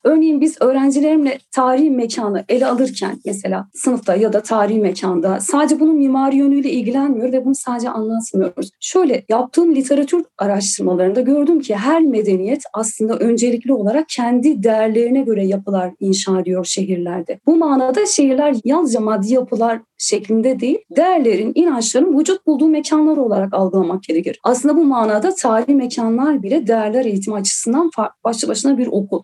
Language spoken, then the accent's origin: Turkish; Silvan, Diyarbakır Province, Turkey; Diyarbakır'ın Silvan ilçesinde doğdum